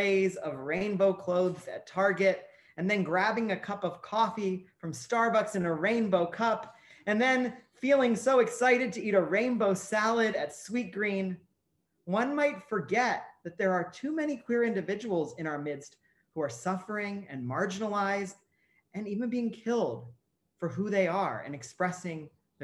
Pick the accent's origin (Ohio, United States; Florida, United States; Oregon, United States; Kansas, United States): Ohio, United States; where I grew up in Ohio